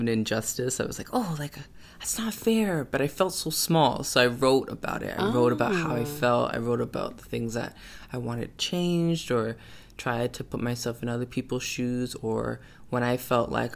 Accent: Toronto, Ontario, Canada; I was born and raised in Toronto, Canada. And that's where I reside, and that's where I love to be

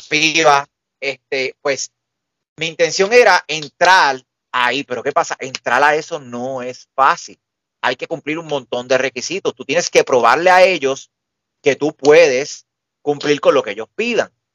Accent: Puerto Rico; aquí todos somos puertorriqueños

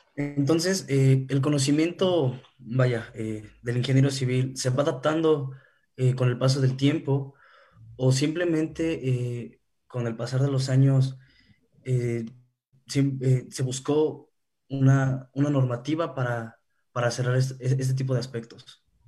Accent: Mexico; vivimos nosotros como, mexicanos

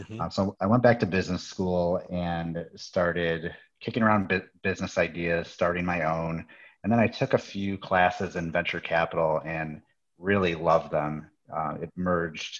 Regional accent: Chicago, Illinois, United States; I actually was born and raised in the Chicago area

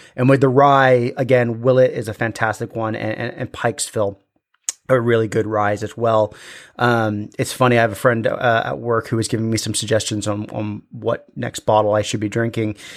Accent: Scotland, United Kingdom; as bonny sons of the thistle-covered highlands that we are, we are Scottish

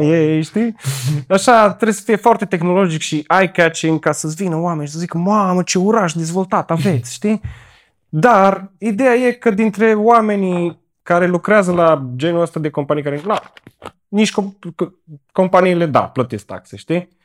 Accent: Cluj-Napoca, Cluj County, Romania; Din Cluj.

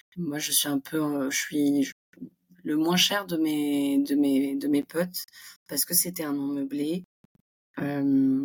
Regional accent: Montpellier, Occitania, France; accent: French; moved away as an adult; also born or lived in Île-de-France; now in New York, United States; je suis originaire de Montpellier, j'ai fait mes études en région parisienne et je suis arrivée

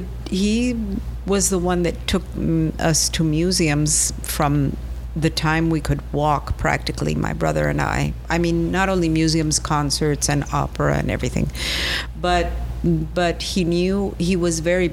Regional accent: Venezuela; moved away as an adult; also born or lived in Pittsburgh, United States; I grew up in Venezuela, yes.

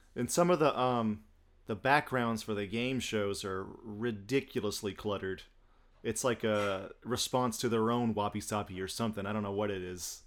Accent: United States; moved away as an adult; also born or lived in Japan; I'm from Alabama and Georgia

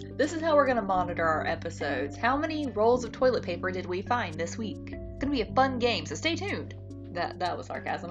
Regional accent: North Carolina, United States; we're from North Carolina

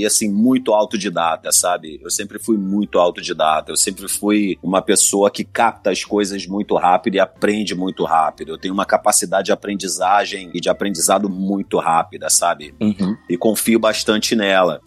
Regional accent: favela da Metral, Rio de Janeiro, Brazil; lá da favela da Metral, onde eu cresci

